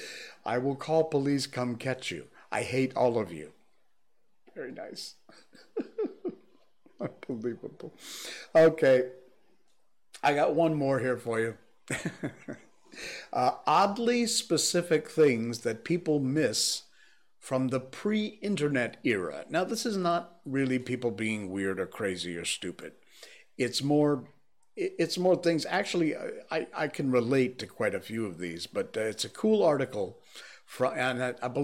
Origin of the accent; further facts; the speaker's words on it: Cornwall, Connecticut, United States; moved away; growing up in Cornwall, Connecticut